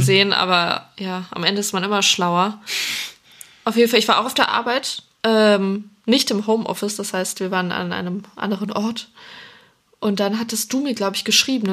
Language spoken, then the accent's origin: German; North Rhine-Westphalia, Germany; now in Cologne, Germany; ich komme von, von Grund auf auch aus NRW